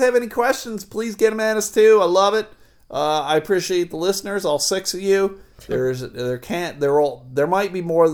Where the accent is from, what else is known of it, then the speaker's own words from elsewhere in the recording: the South, United States; I am from the South. I have Southern roots.